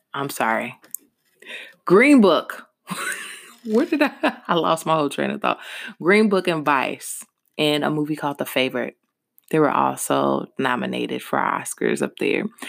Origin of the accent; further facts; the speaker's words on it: Louisville, Kentucky, United States; Louisville, Kentucky is my hometown